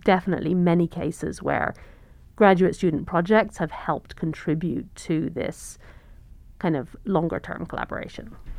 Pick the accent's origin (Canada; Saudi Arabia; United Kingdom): United Kingdom; England; moved away as an adult; also born or lived in London / Cambridge / North Carolina / California; now in Montana, United States; I'm originally from the U K. I grew up in England